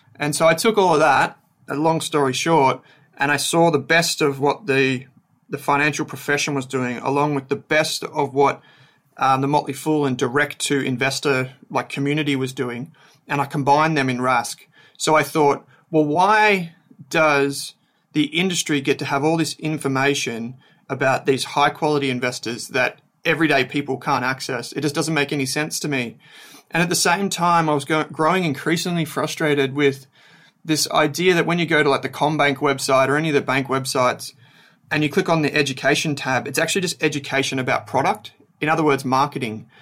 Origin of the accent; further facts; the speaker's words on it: Melbourne, Victoria, Australia; also born or lived in Dandenong Ranges / Dandenong; I grew up in Melbourne's Outer East